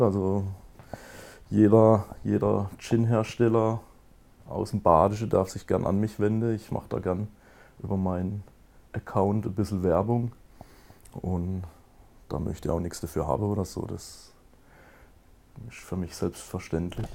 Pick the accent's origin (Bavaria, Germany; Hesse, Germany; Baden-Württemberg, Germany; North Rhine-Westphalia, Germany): Baden-Württemberg, Germany; Kappelrodeck; in Kabelrode, wo ich herkomme, wir haben da 6000 Einwohner